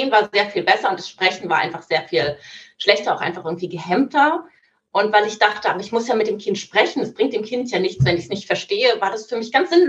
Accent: Germany; ah, tut mir leid, ich bin Deutsche, ich verstehe das nicht so gut.

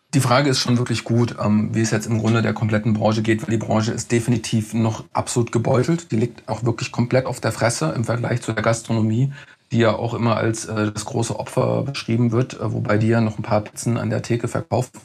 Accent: Mörfelden-Walldorf, Hesse, Germany; moved away as an adult; now in Frankfurt, Germany; ich komme aus Neufelden-Waldorf

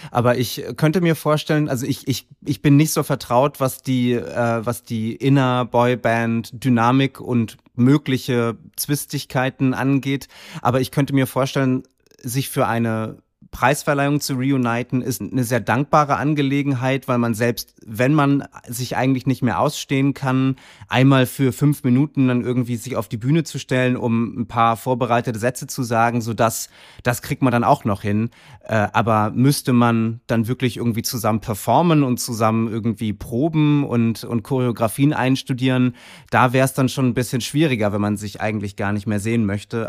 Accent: Kiel, Schleswig-Holstein, Germany; moved away; zu Hause in Kiel, äh, meiner Heimatstadt

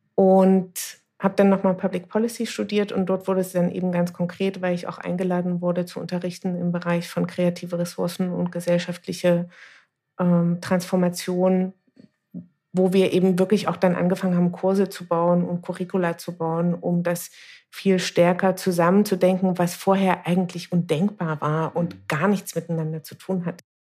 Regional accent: Dresden, Saxony, Germany; Ich bin in Dresden geboren, gehöre zu der Generation der sogenannten Unberatenen, das heißt dritte Generation Ost.

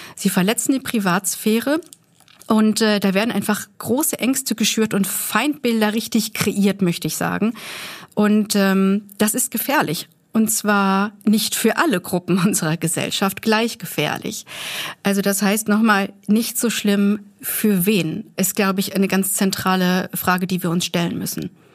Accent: Germany; wir als Deutsche

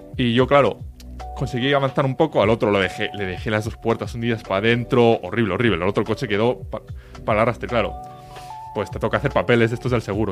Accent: Reus, Catalonia, Spain; Más, más para el norte, más para el norte. De, de, de, Tarragona, de Reus

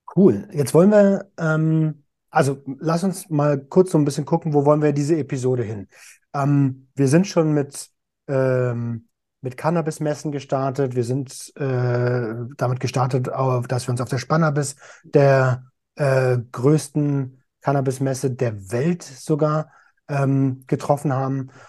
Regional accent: Berlin, Germany; als Deutscher und als Berliner

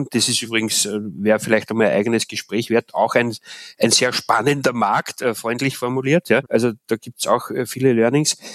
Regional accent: Austria; moved away as an adult; also born or lived in Ruhr area, North Rhine-Westphalia; now in Germany; in Österreich in meiner Heimat

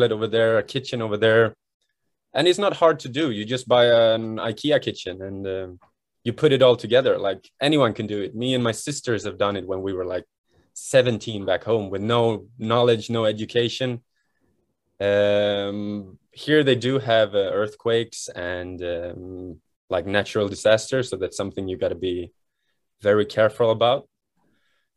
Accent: Sweden; now in Japan; I'm born and raised in Sweden

